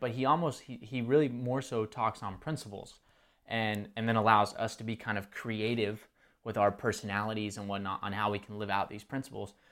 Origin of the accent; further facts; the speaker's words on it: Texas, United States; now in Marietta, Georgia, United States; born, or well, I wasn't born, um, in Texas, but grew up in Texas.